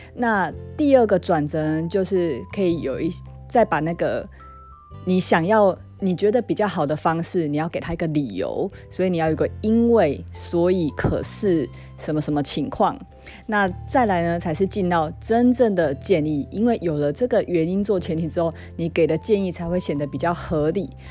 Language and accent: Chinese; southern Taiwan, Taiwan; accent: 很台的口气; 我是那个台湾南部长大孩子，然后我也很自豪我这种很台的口气